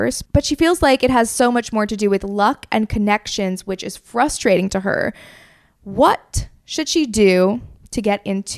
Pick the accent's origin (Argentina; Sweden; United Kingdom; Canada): United Kingdom; I feel like as a British person, I should say Hattie.